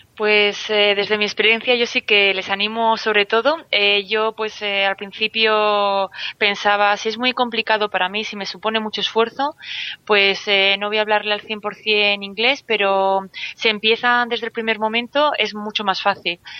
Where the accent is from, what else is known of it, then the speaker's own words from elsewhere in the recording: Vitoria, Basque Country, Spain; moved away as an adult; now in Santander, Spain; nací en Vitoria, eh, llevo viviendo fuera de Vitoria unos cuantos años, he estado también en extranjero, ahora estoy en Santander.